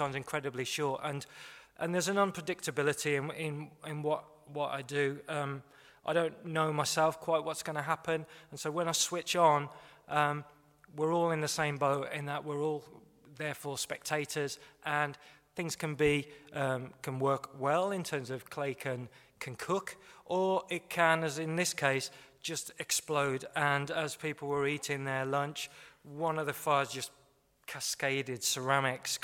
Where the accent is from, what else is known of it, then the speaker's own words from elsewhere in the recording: West Bromwich, West Midlands, United Kingdom; I'm from Birmingham, well, West Bromwich, but this was an iconic building for me growing up in the 70s in the Midlands